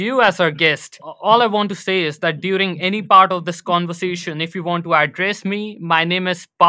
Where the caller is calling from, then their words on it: New Delhi, Delhi, India; And I'm currently live from New Delhi, India.